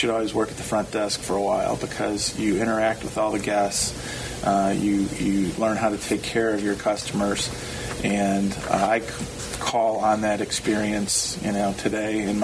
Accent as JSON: {"language": "English", "region": "Michigan", "country": "United States", "tie": "born or raised there", "said": "I was born and raised in Michigan"}